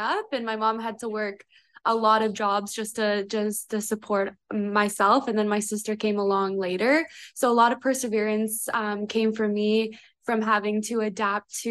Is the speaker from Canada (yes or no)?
yes; Calgary, Alberta, Canada; moved away as an adult; now in Toronto, Canada; I'm from Calgary, Alberta. I moved here about 5 years ago when I was 18